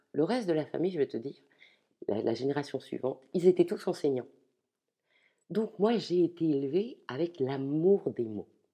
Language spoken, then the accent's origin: French; Ch'ti, Hauts-de-France, France; je suis ch'ti